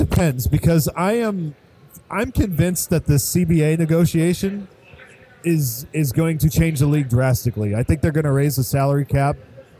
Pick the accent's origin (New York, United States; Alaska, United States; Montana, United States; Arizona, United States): Alaska, United States; Anchorage; now in Texas, United States; I'm originally from Anchorage, Alaska